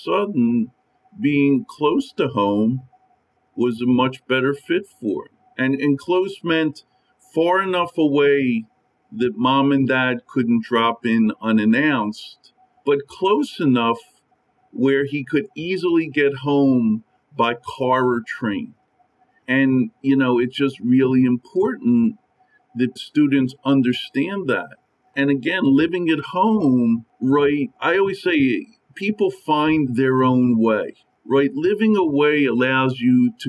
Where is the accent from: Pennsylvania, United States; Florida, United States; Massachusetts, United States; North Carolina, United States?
Pennsylvania, United States; I'm from Pennsylvania